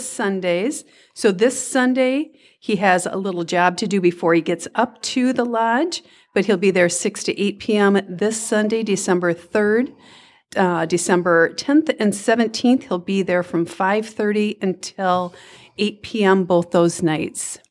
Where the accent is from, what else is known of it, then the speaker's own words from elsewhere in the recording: Minnesota, United States; now in Clinton, Iowa, United States; I am from Minnesota